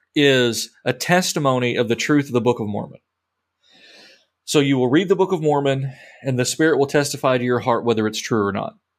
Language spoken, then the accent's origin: English; England, United Kingdom; moved away; I'm an English man in the Missouri Synod